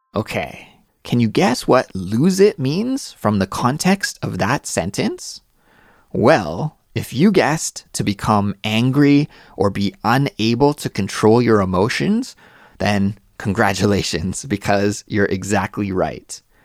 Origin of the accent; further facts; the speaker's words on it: Canada; moved away; my home country, in Canada